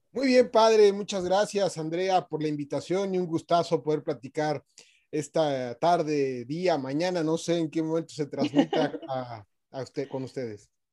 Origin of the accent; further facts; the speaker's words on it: Mexico; moved away as an adult; now in Santiago, Chile; Nací en México hace 44 años de edad, estudié ciencias políticas en, en mi país, donde yo nací, pero ya tengo casi 20 años